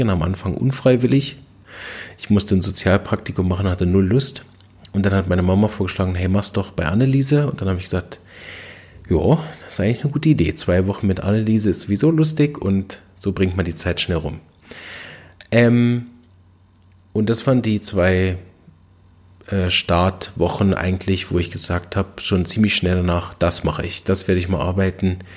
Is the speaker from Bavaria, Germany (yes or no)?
no; Berlin, Germany; Ich bin aufgewachsen in Berlin und war als kleines Kind schon relativ früh ziemlich krank.